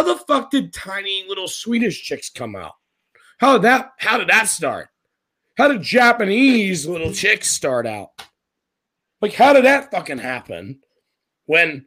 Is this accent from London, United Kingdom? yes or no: no; Scotland, United Kingdom; as a Scotsman, like, and as an actual person from Scotland